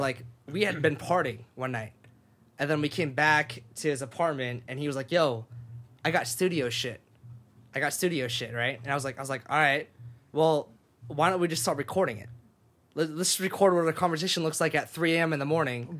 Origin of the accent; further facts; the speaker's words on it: Sacramento, California, United States; moved away as an adult; also born or lived in Japan; now in Los Angeles, United States; I moved to Sacramento, California, um, and went to high school there